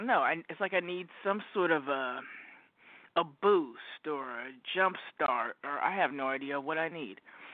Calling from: Oregon, United States; calling from Oregon.

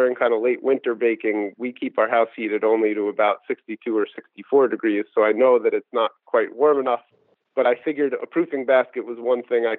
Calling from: West Newbury, Massachusetts, United States; From West Newbury, Massachusetts.

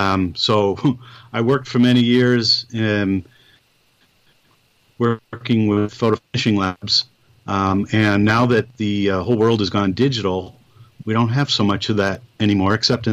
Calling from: Connecticut, United States; I'm actually calling right from my home here in Connecticut.

